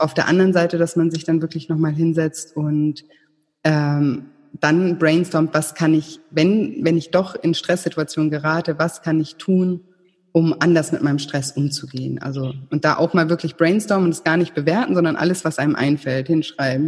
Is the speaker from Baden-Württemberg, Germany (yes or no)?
yes; Konstanz, Baden-Württemberg, Germany; now in Thailand; ich komme vom Bodensee, aus Konstanz